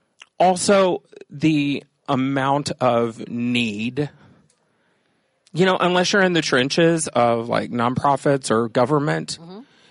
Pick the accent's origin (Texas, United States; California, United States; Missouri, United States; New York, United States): Texas, United States; also born or lived in Los Angeles / Chicago; now in Wisconsin, United States; Originally, I grew up in Texas.